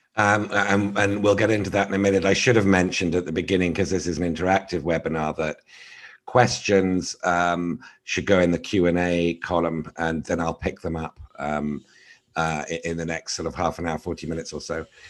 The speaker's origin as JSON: {"language": "English", "country": "United Kingdom", "said": "as a Brit"}